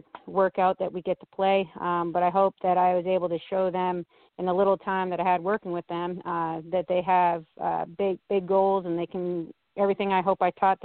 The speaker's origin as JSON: {"language": "English", "country": "Canada", "moved": "yes", "lives_now": "United States", "said": "I'm from Canada"}